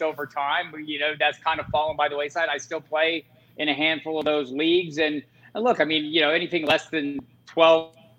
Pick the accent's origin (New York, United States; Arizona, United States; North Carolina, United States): Arizona, United States; Tucson; I grew up in Tucson, Arizona.